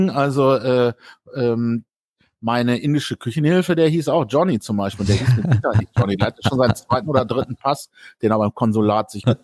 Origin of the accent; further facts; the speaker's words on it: Bielefeld, North Rhine-Westphalia, Germany; moved away; Ich komme ja aus Bielefeld